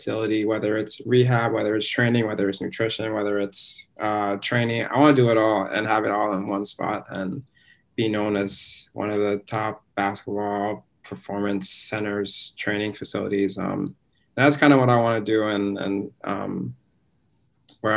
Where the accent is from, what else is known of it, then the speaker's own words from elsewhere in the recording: Anchorage, Alaska, United States; I'm from Anchorage, Alaska